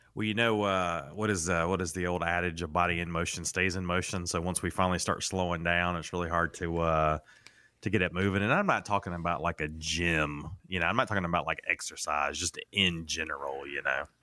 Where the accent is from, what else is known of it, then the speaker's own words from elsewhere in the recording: North Carolina, United States; I grew up, well, I grew up in North Carolina